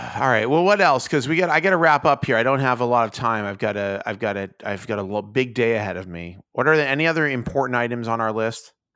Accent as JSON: {"language": "English", "country": "United States", "said": "I'm an American"}